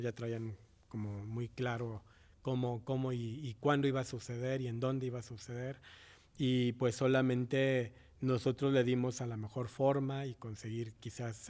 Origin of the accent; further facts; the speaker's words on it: Mexico; also born or lived in Paraguay (family origin) / Morelos, Mexico; crecimos todos en México, en la escuela primaria, la carrera musical